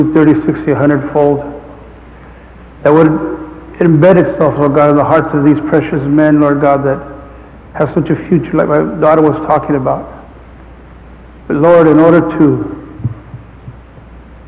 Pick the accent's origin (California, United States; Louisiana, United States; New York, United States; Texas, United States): California, United States; Santa Paula; I was from a community 9 miles away from Fillmore, Santa Paula